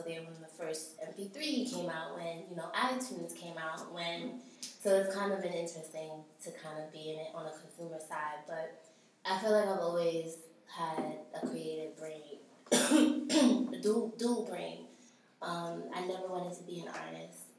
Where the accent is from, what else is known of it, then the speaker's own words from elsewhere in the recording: New York City, New York, United States; I'm from Brooklyn